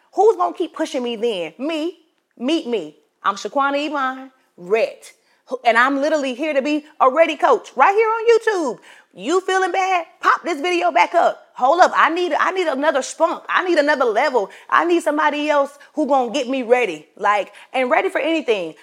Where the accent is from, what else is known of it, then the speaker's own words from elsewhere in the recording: Florence, South Carolina, United States; I'm from Florence, South Carolina